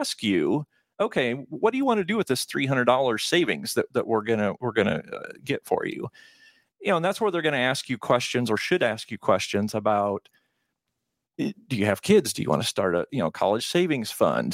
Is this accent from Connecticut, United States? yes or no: no; Nebraska, United States; Born and raised in Nebraska.